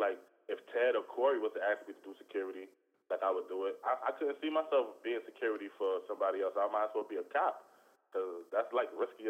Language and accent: English; New York City, New York, United States; also born or lived in Brownsville, Brooklyn, New York / New Brighton, Staten Island, New York; I'm from Brownsville, my nigga. Like, when I moved to New Brighton, my nigga, like, niggas was filthier than Brownsville niggas, my nigga.